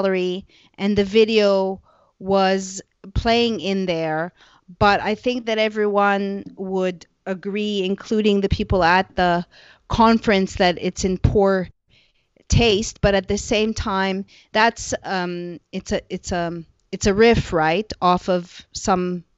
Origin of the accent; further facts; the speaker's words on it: Canada; I am a Canadian